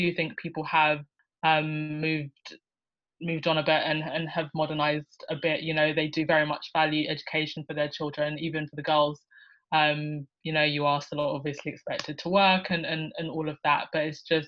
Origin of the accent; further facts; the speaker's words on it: United Kingdom; also born or lived in Lusaka, Zambia; now in London, United Kingdom; I was born in Lusaka, Zambia. Zambia is in kind of southern central Africa. I moved to the United Kingdom when I was 2 years old